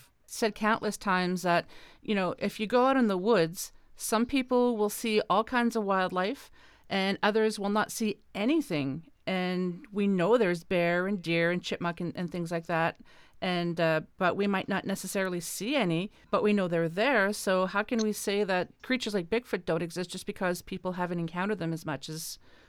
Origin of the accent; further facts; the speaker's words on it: East Coast, Canada; now in Ontario, Canada; But I'm originally from the East Coast, now living in Ontario